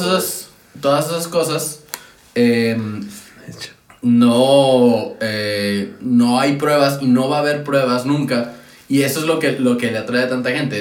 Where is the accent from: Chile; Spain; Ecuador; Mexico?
Mexico; Monterrey, Nuevo León; yo soy de Monterrey